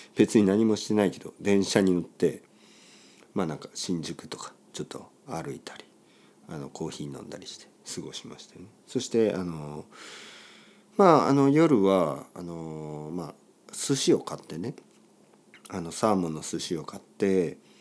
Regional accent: Oita, Japan; 僕の田舎とかだとね大分

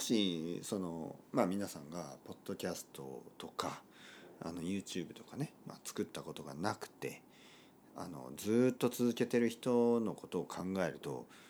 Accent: Kyushu, Oita, Japan; moved away as an adult; also born or lived in Tokyo / London / Barcelona; 僕の出身は九州の大分県たくさんの温泉が出ています

